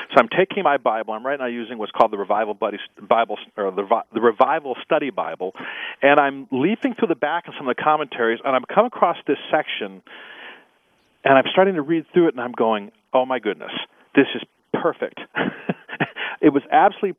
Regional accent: Omaha, Nebraska, United States; I grew up in Omaha, Nebraska

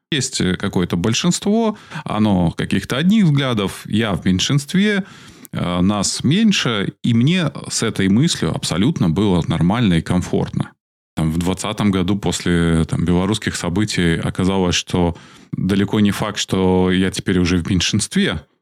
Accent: Belarus; мы, белорусы

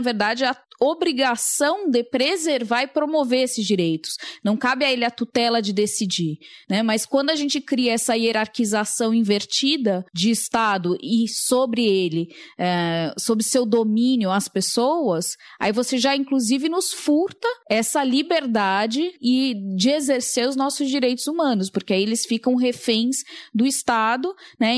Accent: Brazil; nasci no Brasil

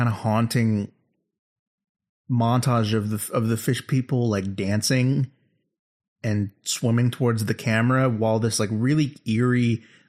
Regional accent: England, United Kingdom; I mean, I'm from England.

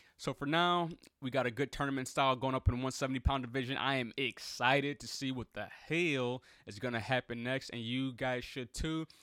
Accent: Chicago, Illinois, United States

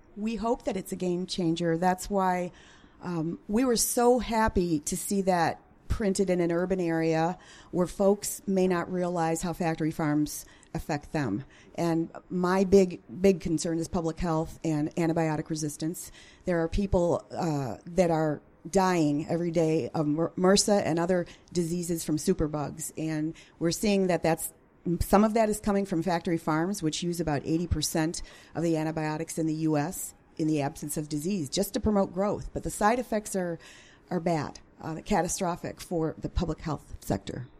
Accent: Chicago, Illinois, United States; moved away as an adult; now in Central Illinois, United States; I'm a, a city suburban girl, born and born and raised in the Chicago metropolitan area

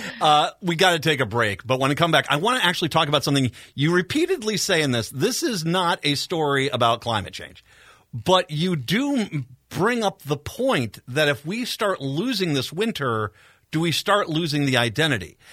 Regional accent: Minnesota, United States; I take in feeding my kids as a Minnesotan would

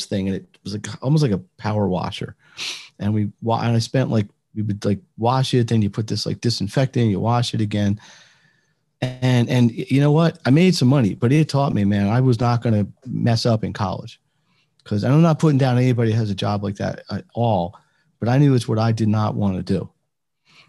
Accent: Philadelphia, Pennsylvania, United States; I'm from Philadelphia

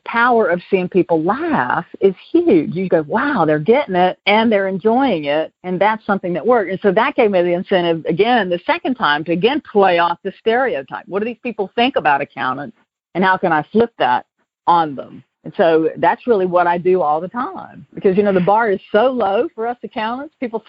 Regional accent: the South, United States; accent: Southern; when I moved to California, I moved from Atlanta, and I was drinking Franzia in a box, you know, $9.99. And Napa Valley is, you know, the mecca of Cabernet. So I knew that I had this Southern thing that people were clearly going to detect pretty quickly.

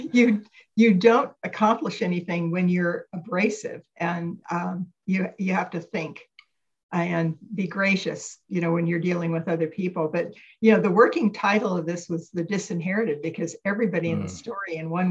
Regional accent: California, United States; I'm a native Californian

